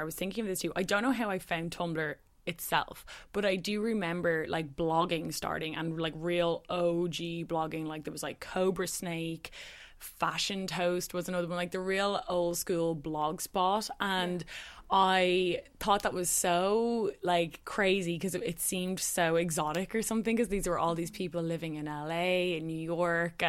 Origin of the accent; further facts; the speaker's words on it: Dublin, Leinster, Ireland; I grew up in Dublin City, which is like a small city by cities